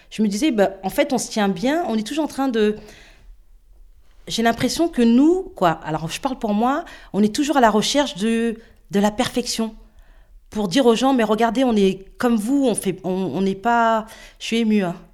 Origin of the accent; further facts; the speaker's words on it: Île-de-France, France; now in Villers-Cotterêts, France; Et euh, non seulement on vient de Seine-Saint-Denis, mais en plus de ça, on est noir.